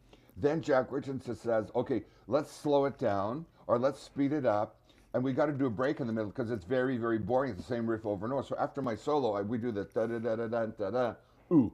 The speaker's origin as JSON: {"language": "English", "town": "Winnipeg", "region": "Manitoba", "country": "Canada", "tie": "born or raised there", "said": "We grew up in the poor part of Winnipeg"}